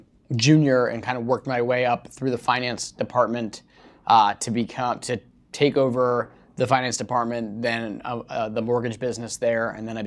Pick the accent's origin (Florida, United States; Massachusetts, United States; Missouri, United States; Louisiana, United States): Massachusetts, United States; Wellesley; moved away as an adult; also born or lived in California; I'm originally from Boston.